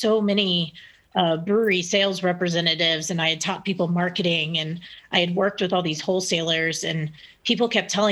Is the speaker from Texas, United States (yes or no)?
yes; Texas, United States; now in Broomfield, United States; I'm from the South originally. I'm from Texas, so I talk a lot